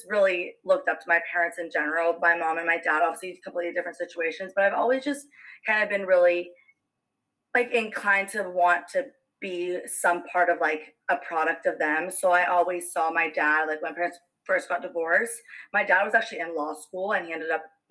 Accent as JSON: {"language": "English", "town": "Fullerton", "region": "California", "country": "United States", "tie": "born or raised there", "also_born_or_lived": "Yorba Linda / Buena Park / Santa Ana", "said": "I was lovely born and raised here in California my whole life. I was born in Fullerton"}